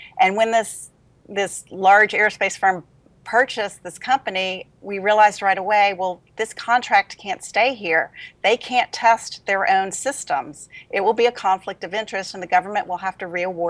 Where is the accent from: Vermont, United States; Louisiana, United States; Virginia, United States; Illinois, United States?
Louisiana, United States; moved away as an adult; also born or lived in Denver; now in Huntsville, United States; I'm from Louisiana